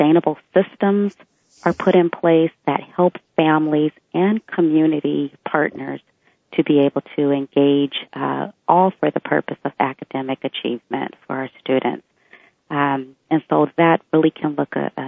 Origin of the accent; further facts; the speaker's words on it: Bellevue, Washington, United States; When I grew up in Bellevue, it was predominantly a white environment